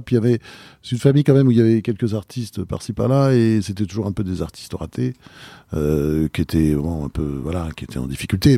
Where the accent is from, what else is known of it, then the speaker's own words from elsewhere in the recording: Normandy, France; also born or lived in Delaware, United States / Rouen; j'ai été élevé en Normandie.